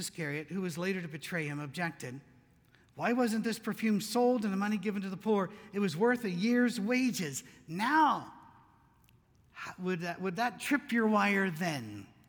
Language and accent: English; Scotland, United Kingdom; moved away; We came from Scotland. We thought it was huge, you know, because in Scotland, I don't know if you've seen their cars.